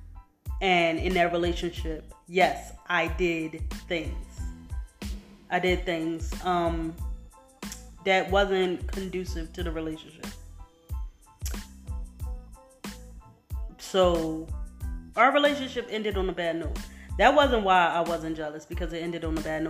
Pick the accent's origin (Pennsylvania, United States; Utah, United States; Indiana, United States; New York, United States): Pennsylvania, United States; Philadelphia; I'm from Philly